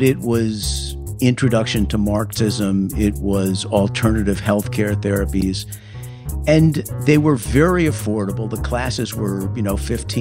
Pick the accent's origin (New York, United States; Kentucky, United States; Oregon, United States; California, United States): New York, United States; New York City; moved away as an adult; also born or lived in Toronto; I grew up on Park Avenue, which is a very fancy street in Manhattan.